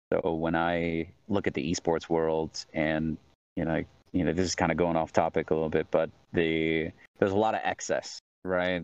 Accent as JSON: {"language": "English", "region": "Central New York", "country": "United States", "tie": "born or raised there", "also_born_or_lived": "Southern California", "moved": "as an adult", "said": "I was born in Southern California. Uh, I lived there for about three years with my parents, and then they split, moved to Central New York for you know uh, all through elementary, middle, high school."}